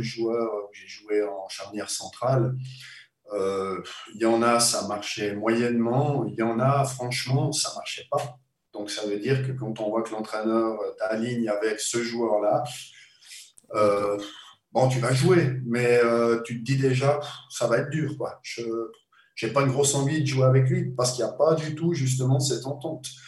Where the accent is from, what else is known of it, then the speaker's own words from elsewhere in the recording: Switzerland; moved away as an adult; also born or lived in Liverpool; quand j'étais gamin en Suisse